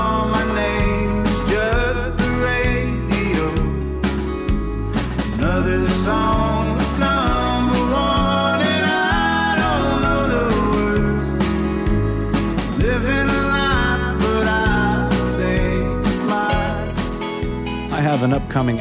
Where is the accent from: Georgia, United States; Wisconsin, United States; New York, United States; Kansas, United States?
Georgia, United States; Atlanta; I was born here in Atlanta